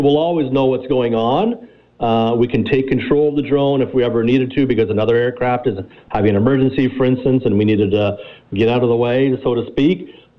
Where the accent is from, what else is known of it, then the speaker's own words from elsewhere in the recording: Canada; we're Canadian, so we understand the Canadian weather.